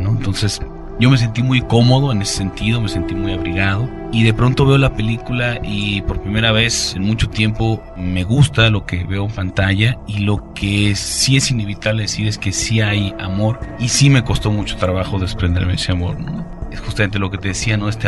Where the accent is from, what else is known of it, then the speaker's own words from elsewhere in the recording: Baja California Sur, Mexico; yo tengo un nexo muy cercano con Zacatecas, yo soy norteño, soy